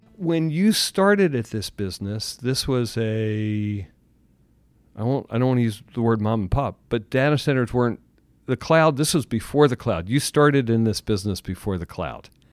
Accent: Philadelphia, Pennsylvania, United States; I'm from Philly

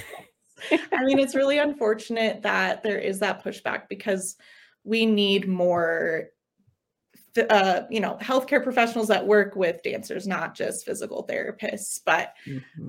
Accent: Longmont, Colorado, United States; also born or lived in Los Angeles; So I am a Colorado native. I grew up in Longmont

